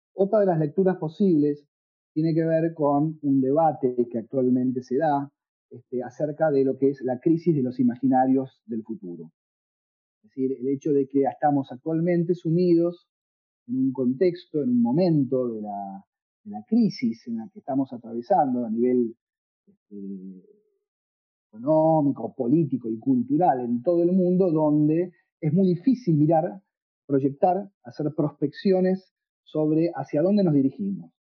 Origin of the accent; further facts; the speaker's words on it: Buenos Aires, Argentina; moved away; also born or lived in Tucumán / Montreal / Quebec / Kingston, Ontario; yo soy tucumano, aunque crecí en Buenos Aires, nací en Buenos Aires